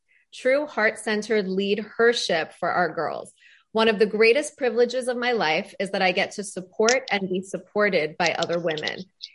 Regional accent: Canada; as a Canadian

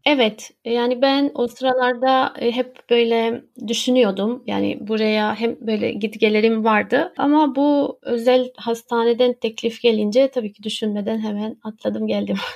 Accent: Romania; moved away as an adult; now in Istanbul, Turkey; Ben Romanya'da yaşıyordum. Romanya'da doğdum aslında. Ben Türk'üm ama ailem orada

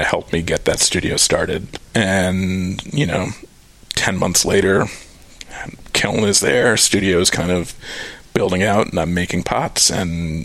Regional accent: New York, United States; moved away as an adult; also born or lived in Cape Cod, Massachusetts; now in Austin, United States; I grew up just outside of New York City

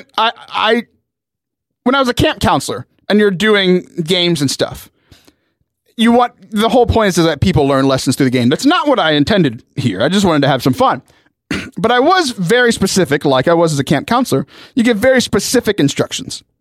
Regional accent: South Texas, United States; I grew up in South Texas

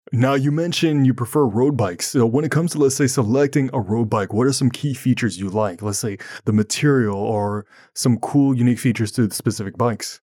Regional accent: Ottawa, Ontario, Canada; I'm from Ottawa, Ontario, Canada, and sometimes we get snow

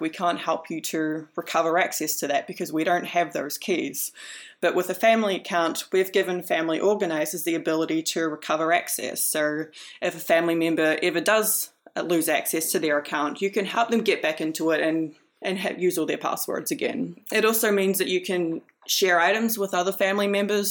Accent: New Zealand; I'm from New Zealand.

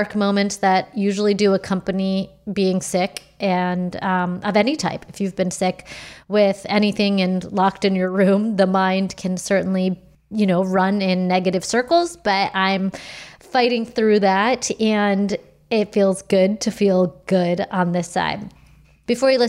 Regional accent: United States; I'm pretty American through and through

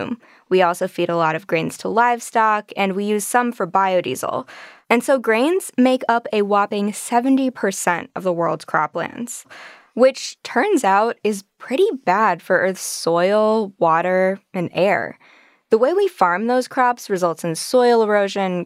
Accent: Minnesota, United States; my home state of Minnesota

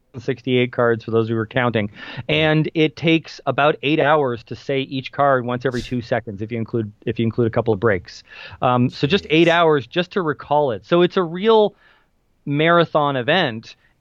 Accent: Kitchener, Ontario, Canada; he lived in Kitchener, Waterloo, Ontario, is where my hometown is, if anybody wants to look that up.

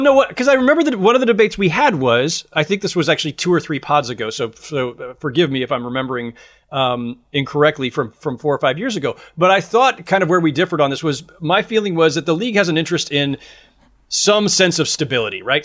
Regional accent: Bay Area, California, United States; I grew up in the Bay Area during that era

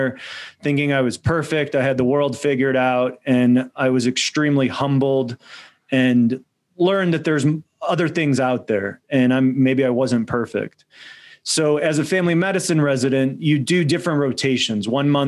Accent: United States; my parents are immigrants from Poland. So I was born in the United States.

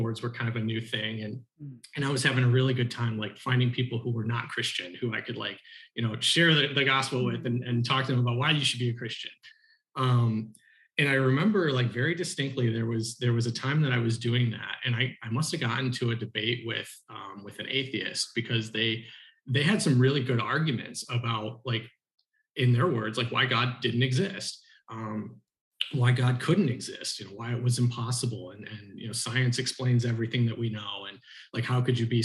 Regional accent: Oxford, Michigan, United States; I grew up here in the Archdiocese of Detroit. I grew up in a little town called Oxford, which is in northern Oakland County.

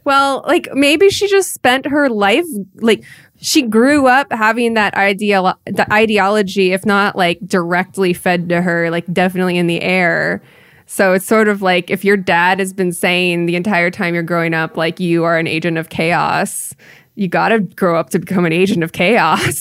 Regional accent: Iowa, United States; now in California, United States; I grew up in Iowa

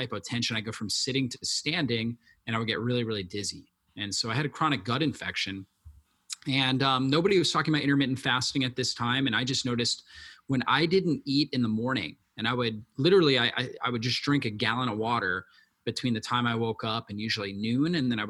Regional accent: Florida, United States; I grew up in Florida, and I've been exposed to a lot of sun, been sunburnt more than people should be, because I grew up near the beach and I was surfing a lot and things like that.

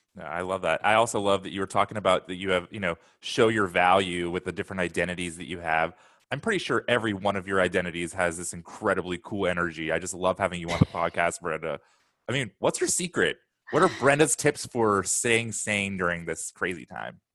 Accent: Portland, United States; I'm from Portland.

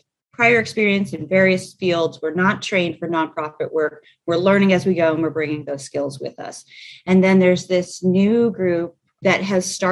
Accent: Pennsylvania, United States; now in Nashville, United States; I'm a Yankee, I'm from Pennsylvania

